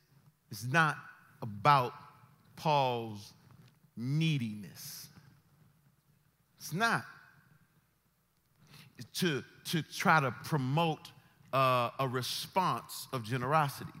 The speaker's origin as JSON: {"language": "English", "country": "United States", "said": "We are Americans"}